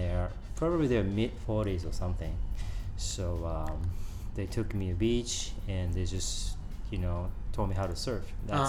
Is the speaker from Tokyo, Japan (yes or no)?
no; Osaka, Japan; English is a second language; moved away as an adult; also born or lived in San Diego; I was born and grew up in Osaka, Japan, 1972.